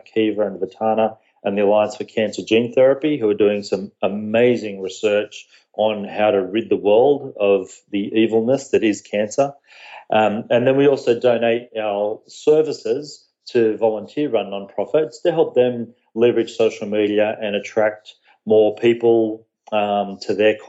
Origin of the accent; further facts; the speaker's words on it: Australia; moved away as an adult; also born or lived in Fairfield County, Connecticut, United States; now in Connecticut, United States; I'm from Australia, and I moved to the US about a year ago with my family. So I do live here in the US over on the East Coast. But, born and raised in Australia